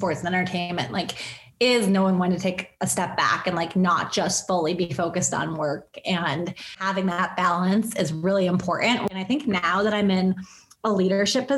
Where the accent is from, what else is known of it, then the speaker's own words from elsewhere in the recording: Buffalo, New York, United States; I grew up in Buffalo, so I grew up a Sabres fan